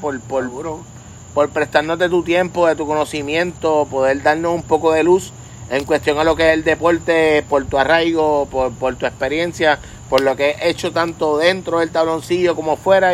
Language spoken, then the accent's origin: Spanish; Puerto Rico; un puertorriqueño